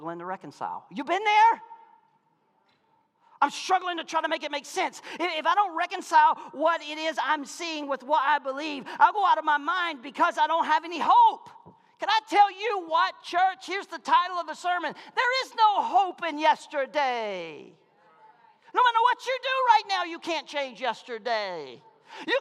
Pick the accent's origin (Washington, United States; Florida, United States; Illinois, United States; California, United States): Florida, United States; Malone; I'm from Malone, Florida